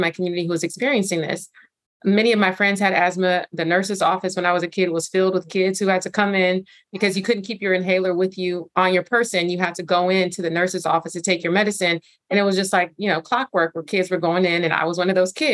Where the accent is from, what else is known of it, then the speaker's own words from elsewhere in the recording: Los Angeles, California, United States; also born or lived in Inglewood / South Bay; I was born and raised in South LA, South Central specifically, which got renamed South LA, and grew up in Inglewood and South Central and the South Bay here in Los Angeles.